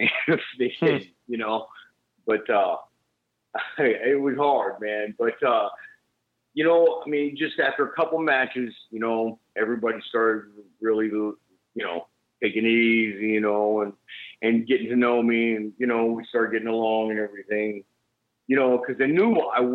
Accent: United States; I'm Japanese for real, but I'm not from Japan. I mean, you know, right. I'm born in the States

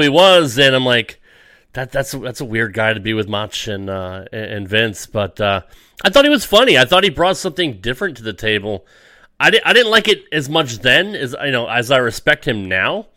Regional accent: Connecticut, United States; I grew up in Connecticut, so I was uh, I was a WWF guy.

